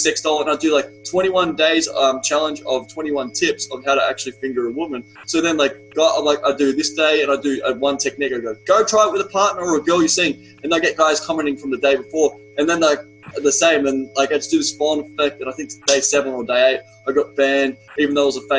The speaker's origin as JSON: {"language": "English", "country": "Australia", "accent": "Australian", "said": "my Australian accent"}